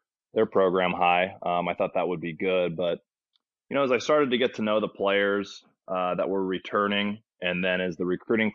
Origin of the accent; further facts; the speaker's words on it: Placerville, California, United States; also born or lived in Santa Cruz, California; I grew up in Placerville, California